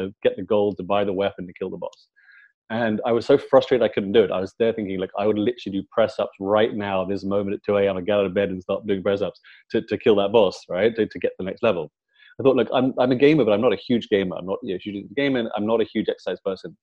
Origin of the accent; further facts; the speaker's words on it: London, United Kingdom; I'm from London